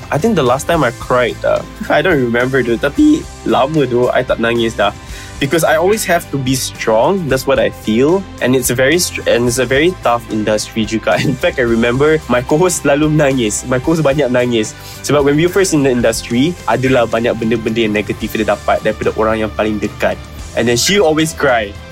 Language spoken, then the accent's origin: Malay; Penang, Malaysia; moved away as an adult; I asal daripada Penang, 25 years old this year.